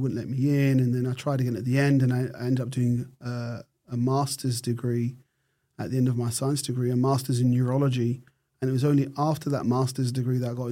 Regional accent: United Kingdom; moved away as an adult; now in Australia; I'm British. I grew up in an era where we drank tea.

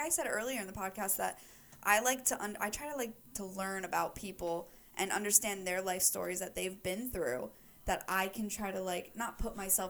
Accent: New York, United States; She came from the Bronx in New York, and I'm from Westchester, which is like a little preppy town kind of.

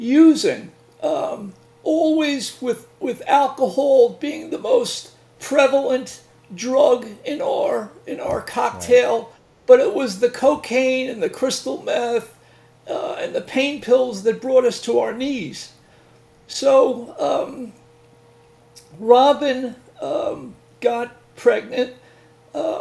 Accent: Northeast Long Island, New York, United States; I'm from Long Island originally

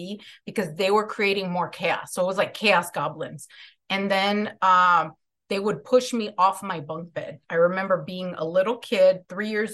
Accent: Chicago, Illinois, United States; So I'm from Chicago. I grew up in, I'm Mexican-American

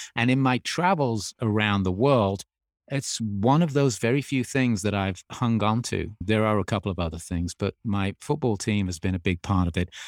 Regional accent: Birmingham, West Midlands, United Kingdom; born or raised there; moved away as an adult; also born or lived in Australia; now in United States

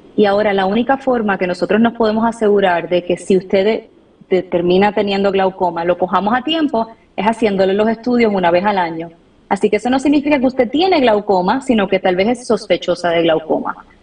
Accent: Puerto Rico; moved away as an adult; also born or lived in Washington, D.C. / Atlanta; now in United States; soy de Puerto Rico. Eh, toda mi familia la tengo por allá

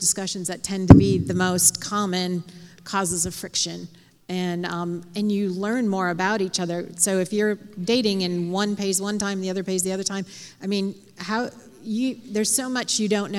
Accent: outside of Chicago, Illinois, United States; I grew up outside of Chicago

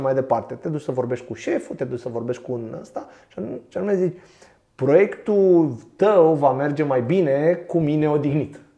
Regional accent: Pitești, Argeș, Romania; Eu sunt din Pitești

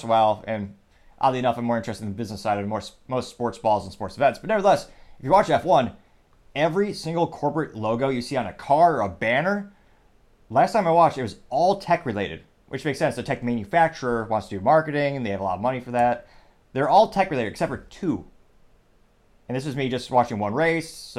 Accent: United States; I am obviously an American citizen and I was born here.

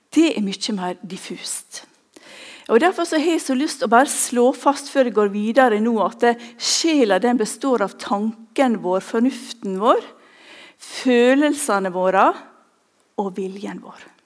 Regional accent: Ulsteinvik, Møre og Romsdal, Norway; moved away; Jeg kommer fra Ulsteinvik

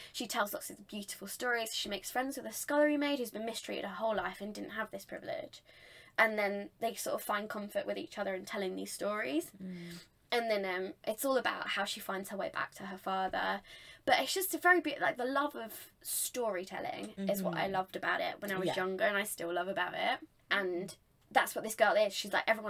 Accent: England, United Kingdom; we don't get taught as English people

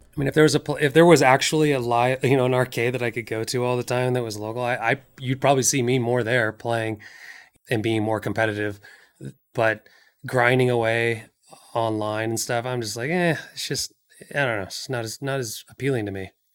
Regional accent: just outside of Seattle, Washington, United States; moved away as an adult; now in California, United States; I grew up in Washington State, uh, just outside of Seattle

